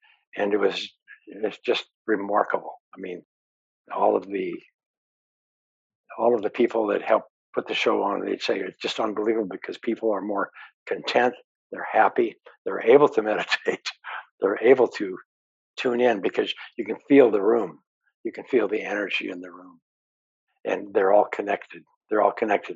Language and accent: English; Montana, United States; I grew up in Montana